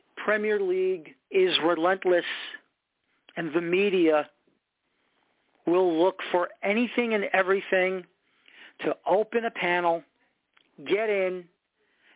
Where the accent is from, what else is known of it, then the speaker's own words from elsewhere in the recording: United States; As an American